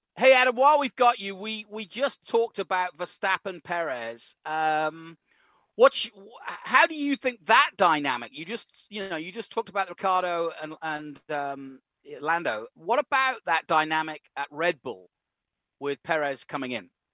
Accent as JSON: {"language": "English", "region": "England", "country": "United Kingdom", "tie": "born or raised there", "moved": "yes", "lives_now": "Austin, United States", "said": "I grew up in England"}